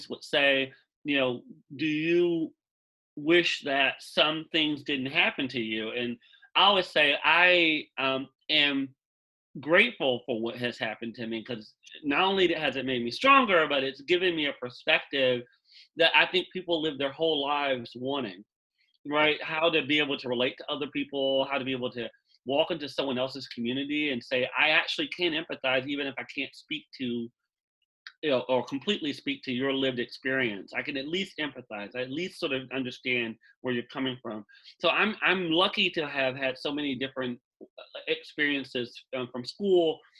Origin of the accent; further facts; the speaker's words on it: Wichita Falls, Texas, United States; I born and raised in Wichita Falls